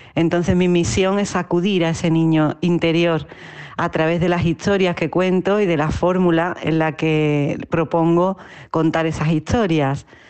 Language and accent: Spanish; Utrera, Andalusia, Spain; now in Madrid, Spain; te hablo desde Madrid, que es el sitio donde vivo, aunque soy original de Utrera, un pueblecito del sur de Andalucía, al sur de España